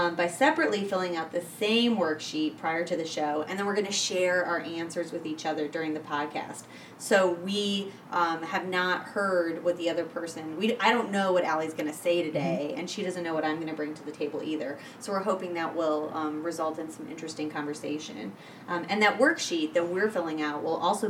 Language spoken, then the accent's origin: English; Michigan, United States; I come from Michigan.